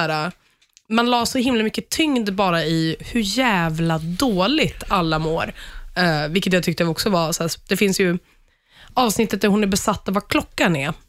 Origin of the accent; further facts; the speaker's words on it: Sweden; som svensk